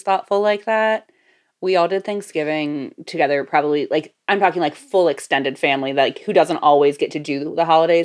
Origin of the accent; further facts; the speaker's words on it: Florida, United States; growing up in Florida